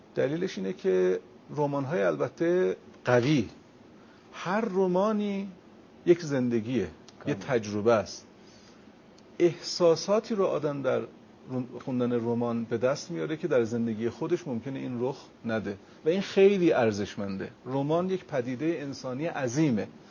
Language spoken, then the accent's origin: Persian; Iran